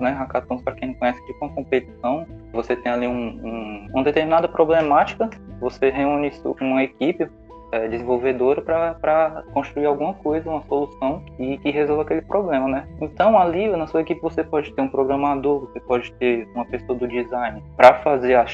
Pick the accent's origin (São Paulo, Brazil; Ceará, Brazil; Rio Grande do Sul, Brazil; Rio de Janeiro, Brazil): Ceará, Brazil; Quixeramobim; eu sou de, de outra cidade, né? Sou de Quixerambim.